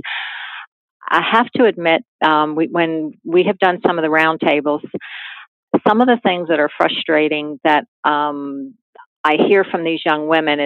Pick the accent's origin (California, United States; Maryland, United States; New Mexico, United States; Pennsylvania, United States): Maryland, United States; Hagerstown; I was born in Hagerstown and relatives in Baltimore